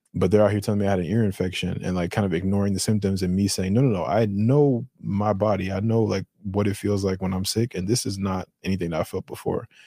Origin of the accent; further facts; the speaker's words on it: Colorado, United States; my Colorado talking